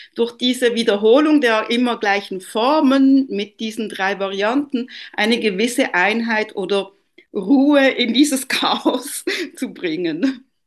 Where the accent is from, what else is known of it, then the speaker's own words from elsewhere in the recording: Italy; moved away; Ich bin ja ursprünglich Italienerin